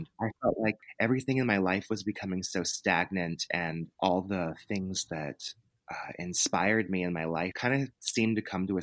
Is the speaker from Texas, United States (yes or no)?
yes; Texas, United States; I grew up in the South in Texas, and you know, it's the Bible Belt